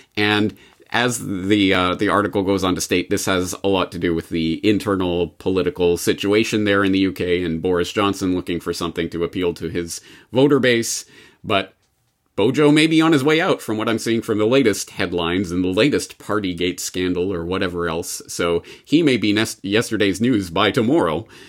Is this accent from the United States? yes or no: no; Canada